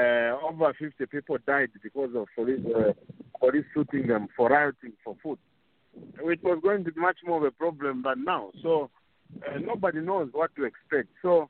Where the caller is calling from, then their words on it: Kitwe, Copperbelt Province, Zambia; I'm calling from Kitwe, and I was at Sokone Market.